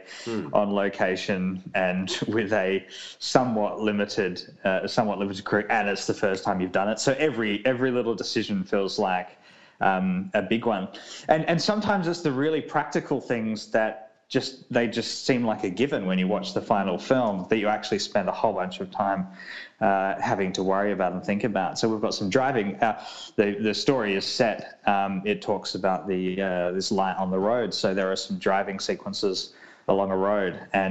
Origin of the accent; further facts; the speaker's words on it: South Australia, Australia; my home state of South Australia